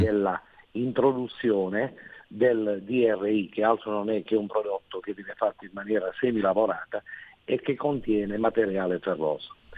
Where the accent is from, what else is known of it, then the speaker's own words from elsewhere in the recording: Taranto province, Apulia, Italy; qui in particolare della nostra provincia che è una delle più importanti della Puglia